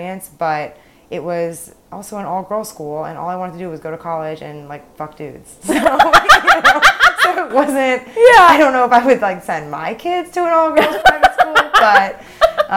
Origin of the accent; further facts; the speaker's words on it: outside of Boston, Massachusetts, United States; moved away as an adult; now in Los Angeles, United States; I grew up 10 minutes outside of Boston